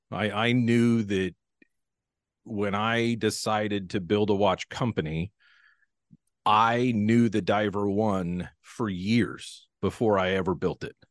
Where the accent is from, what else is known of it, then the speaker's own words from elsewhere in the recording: Pacific Northwest, United States; I'm from the Pacific Northwest, born and raised here.